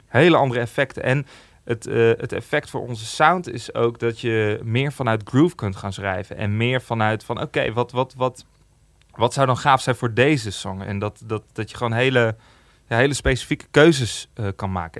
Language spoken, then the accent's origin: Dutch; Amersfoort, Utrecht, Netherlands; in Amersfoort, waar ik vandaan kom.